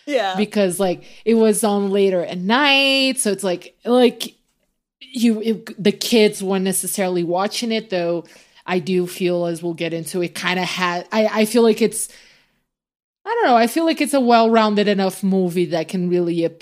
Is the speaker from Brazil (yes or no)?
yes; Brazil; moved away; for kids my age growing up in Brazil